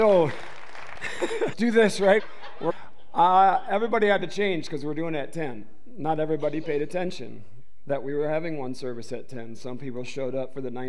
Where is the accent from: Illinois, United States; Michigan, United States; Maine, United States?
Michigan, United States; Detroit; I was raised in the Detroit metro area.